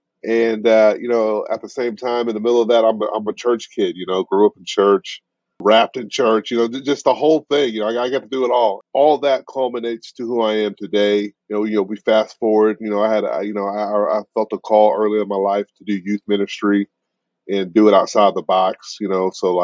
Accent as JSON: {"language": "English", "town": "Kansas City", "country": "United States", "tie": "born or raised there", "said": "I'm just a kid from the Midwest. You know, I grew up in Kansas City"}